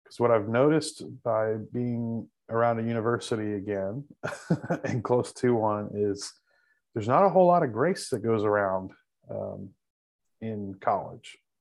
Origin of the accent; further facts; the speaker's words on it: Texas Panhandle, United States; also born or lived in North Carolina; now in Fort Worth, United States; I'm originally from the Panhandle of Texas